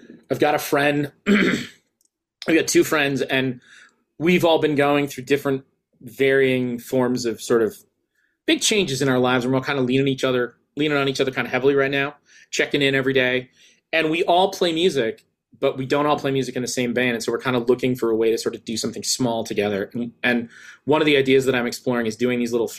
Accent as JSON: {"language": "English", "country": "United States", "said": "as an American who has long fell in love with British pop music"}